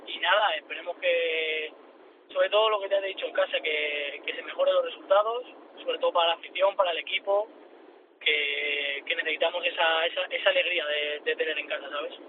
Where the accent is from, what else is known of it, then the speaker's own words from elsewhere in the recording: Parla, Community of Madrid, Spain; yo soy de Parla.